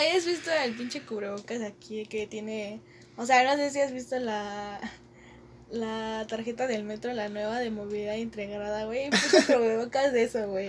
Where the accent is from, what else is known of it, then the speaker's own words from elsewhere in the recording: Mexico City, Mexico; somos de Ciudad de México.